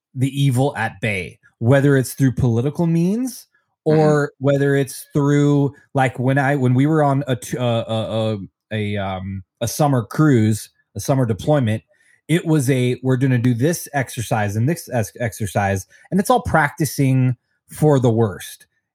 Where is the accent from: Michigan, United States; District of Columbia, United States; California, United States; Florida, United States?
California, United States; Long Beach; born there; I was born in Long Beach too.